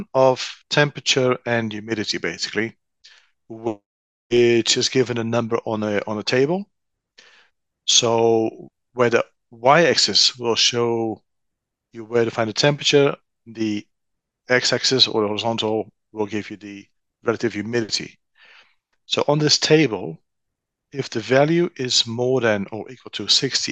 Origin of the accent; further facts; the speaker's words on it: Netherlands; moved away; born and raised in the Netherlands.